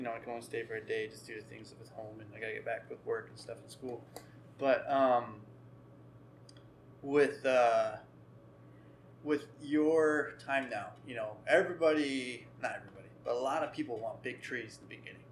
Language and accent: English; outside Portland, Oregon, United States; now in Pennsylvania, United States; grew up outside of Portland